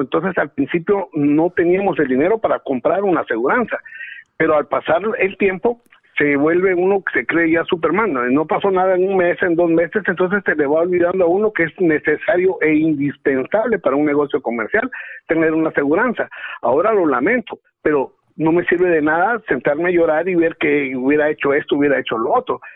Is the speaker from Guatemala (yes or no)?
yes; Guatemala; born or raised there; now in Los Angeles, United States